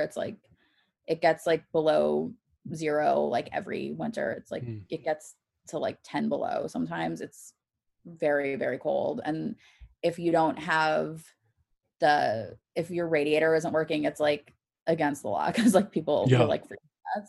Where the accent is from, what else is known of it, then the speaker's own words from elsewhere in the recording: California, United States; So we are like from California.